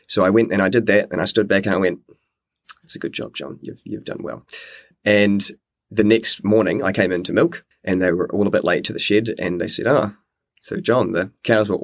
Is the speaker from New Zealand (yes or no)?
yes; New Zealand; moved away as an adult; also born or lived in Wellington; now in Te Pahu, New Zealand; originally I was from Nelson and Blenheim. I grew up there